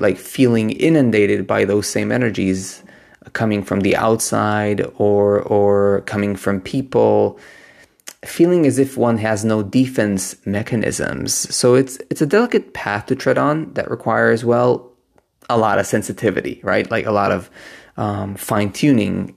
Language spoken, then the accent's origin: English; Israel; now in Berlin, Germany; I am right now visiting Israel, which is my home country.